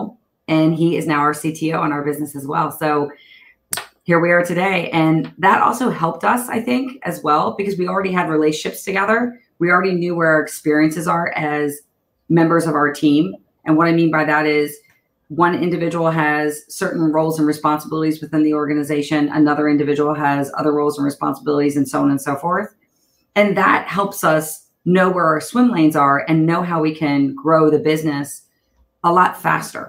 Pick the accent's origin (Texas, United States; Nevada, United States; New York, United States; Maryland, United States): Maryland, United States; Baltimore; moved away as an adult; now in Northern California, United States; grew up in Baltimore. So outside of Baltimore, in Baltimore, Maryland. I now live in Northern California